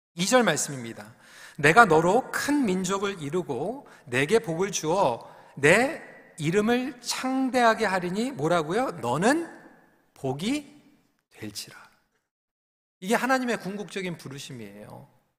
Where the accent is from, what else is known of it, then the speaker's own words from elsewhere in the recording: South Korea; now in Canada; 한국에서는 혼자서 주일학교 갔던 경험이 있는데 어, 캐나다로 저희 가족이 어, 이민을 와서